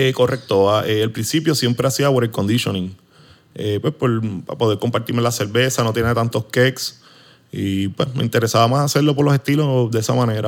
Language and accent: Spanish; Arecibo, Puerto Rico; moved away as an adult; now in Hatillo, Puerto Rico; Yo soy original de Arecibo